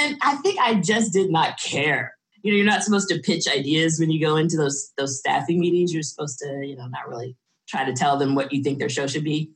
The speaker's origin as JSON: {"language": "English", "town": "Dallas", "region": "Texas", "country": "United States", "tie": "born or raised there", "also_born_or_lived": "New York / Los Angeles", "moved": "as an adult", "said": "I was born in Dallas, Texas. Lived there until I went to New York University to study film and television"}